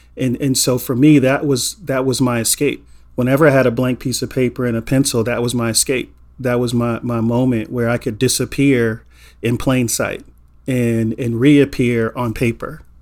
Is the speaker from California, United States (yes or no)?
yes; Inglewood, California, United States; a black man growing up in Inglewood in the eighties